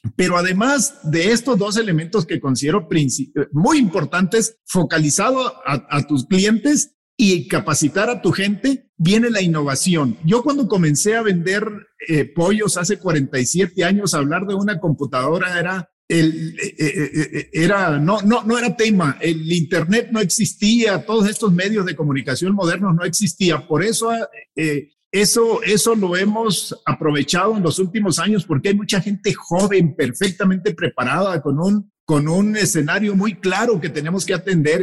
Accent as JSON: {"language": "Spanish", "country": "Mexico", "said": "orgullosos de ser mexicanos"}